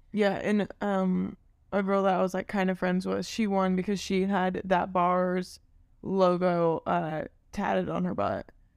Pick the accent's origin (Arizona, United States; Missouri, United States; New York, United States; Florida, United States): Missouri, United States; Maryville; I'm from Maryville